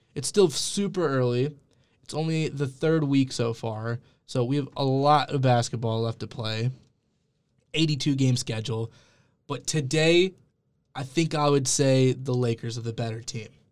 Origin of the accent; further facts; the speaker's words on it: Cleveland, Ohio, United States; growing up in Cleveland